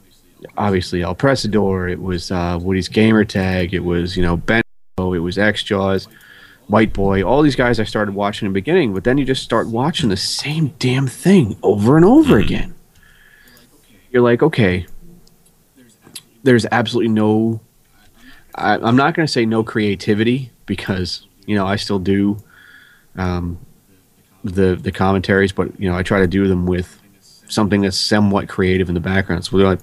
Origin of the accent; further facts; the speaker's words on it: Ireland; I'm Irish and I'm a stubborn bastard.